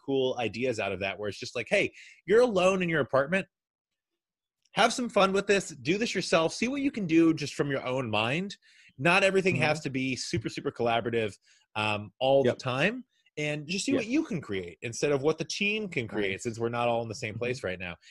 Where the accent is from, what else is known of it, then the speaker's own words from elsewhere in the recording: Kentucky, United States; now in New York, United States; I'm originally from Kentucky